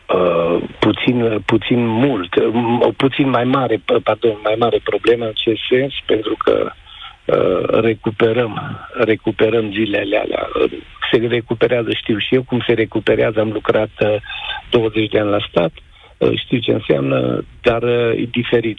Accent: Mureș County, Romania; also born or lived in Germany; din oraș, dar din Mureș sunt

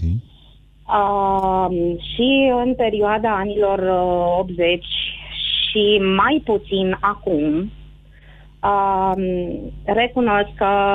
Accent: Bucharest, Romania; eu sunt născută în București, însă tot neamul meu uh, este la Oradea

